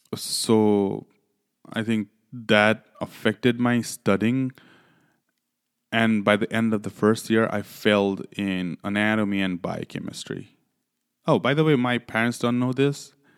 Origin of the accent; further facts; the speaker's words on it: Nepal; also born or lived in Louisiana; now in New York, United States; originally I'm from Nepal.